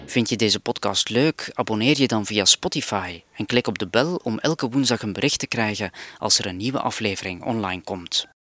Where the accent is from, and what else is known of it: Flanders, Belgium; moved away as an adult; now in Cambodia